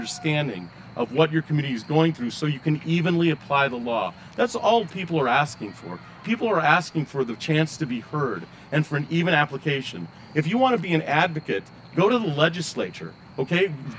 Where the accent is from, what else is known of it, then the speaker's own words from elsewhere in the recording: Arizona, United States; also born or lived in Colorado; I come from West Arizona and Colorado. I was taught to run away from the police, not run to the police.